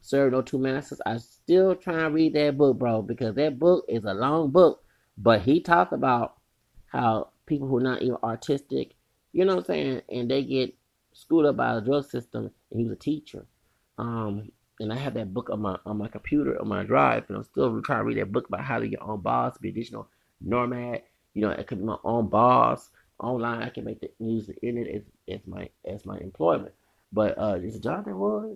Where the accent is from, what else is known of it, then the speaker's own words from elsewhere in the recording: Texas, United States; I'm from Texas, a racist state, anti-black state too